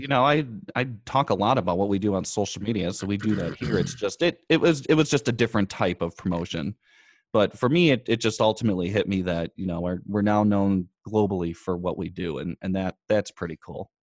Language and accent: English; United States; we were from the United States